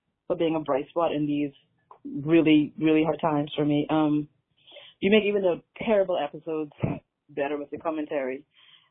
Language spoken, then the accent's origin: English; Freeport, Grand Bahama, Bahamas; now in Atlanta, United States; I live in Atlanta, Georgia, but I was born and raised in Freeport, Bahamas.